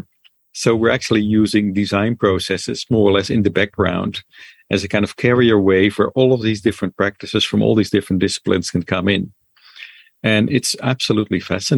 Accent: Netherlands; moved away; I'm sort of from Holland originally

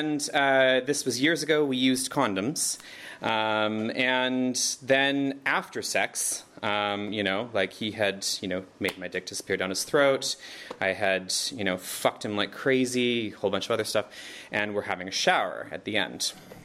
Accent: Canada; moved away as an adult; now in Berlin, Germany; I'm from Canada

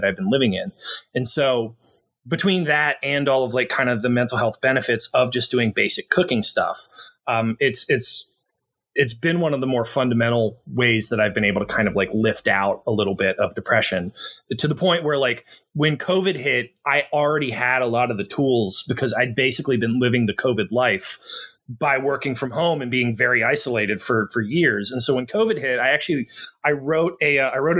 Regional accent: Cincinnati, Ohio, United States; moved away as an adult; now in New Jersey, United States; I grew up in Cincinnati

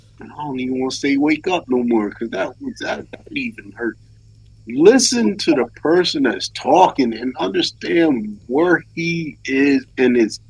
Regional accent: North Carolina, United States; moved away; also born or lived in Brooklyn, New York; I'm from North Carolina.

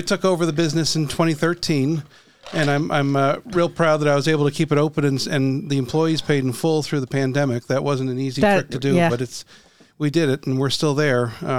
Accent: Ormond Beach, Florida, United States; also born or lived in St. Augustine, Florida; I was born in St. Augustine, but when we were two, we came to Ormond Beach and looking for better schools.

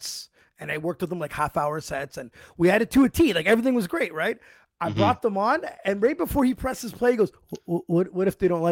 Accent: Ottawa, Ontario, Canada; Ottawa's been good to us

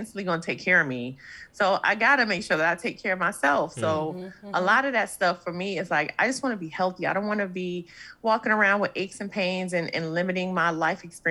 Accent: New York City, New York, United States; I'm saying this as a New Yorker.

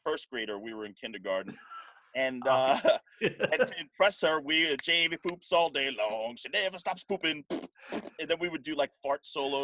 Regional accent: New York City, New York, United States; also born or lived in Floral Park, New York; I was born in Brooklyn, in Sheepshead Bay, Brooklyn, and I lived there for about 8 years

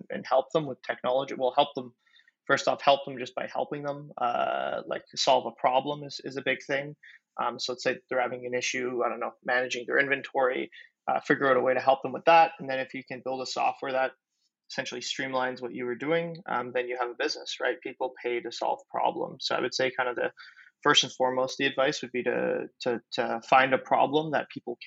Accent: Ottawa, Ontario, Canada; I'm from Ottawa, Canada, and I'm one of the co-founders of Noibu

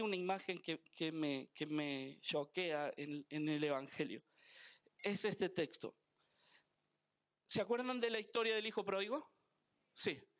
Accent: Argentina; Soy argentino

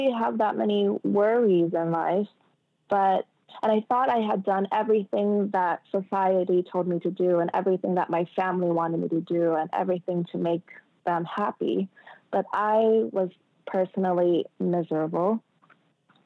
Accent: United States; moved away as an adult; I'm American

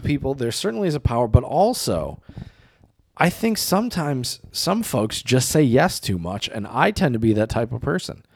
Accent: United States; also born or lived in China; me being an American

